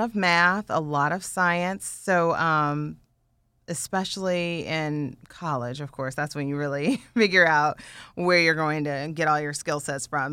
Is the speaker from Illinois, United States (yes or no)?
no; Indiana, United States; growing up in Indiana, we had all seasons